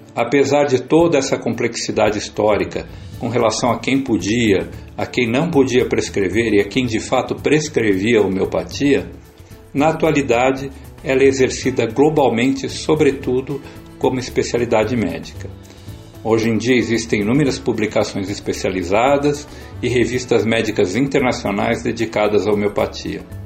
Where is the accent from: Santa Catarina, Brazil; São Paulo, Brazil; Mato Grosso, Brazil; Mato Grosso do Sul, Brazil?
São Paulo, Brazil; Sou paulistano, mas de família francana